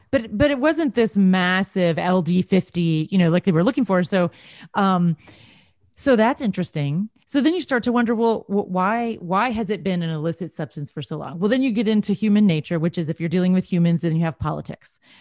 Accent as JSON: {"language": "English", "region": "Texas", "country": "United States", "said": "I'm from Texas"}